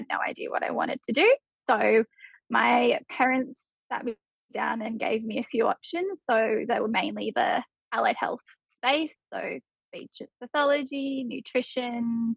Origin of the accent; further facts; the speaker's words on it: Hunter Valley, near Newcastle, New South Wales, Australia; also born or lived in Tamworth, New South Wales / Melbourne, Victoria; moved in near Newcastle in the Hunter Valley, so it's about an hour in from the beach. Lived there for most of my childhood.